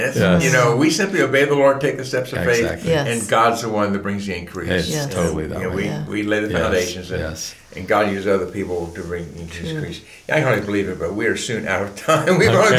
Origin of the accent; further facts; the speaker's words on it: Pennsylvania, United States; People know I'm from Pennsylvania